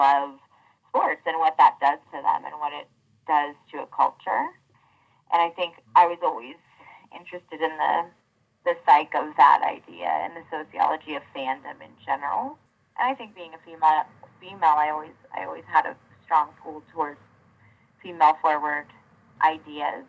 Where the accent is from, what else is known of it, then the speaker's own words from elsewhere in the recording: Big Bear, California, United States; when I was growing up there